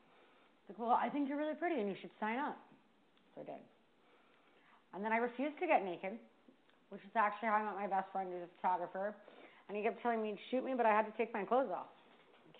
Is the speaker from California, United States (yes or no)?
yes; Vista, California, United States; moved away as an adult; also born or lived in Washington, D.C.; I grew up in Vista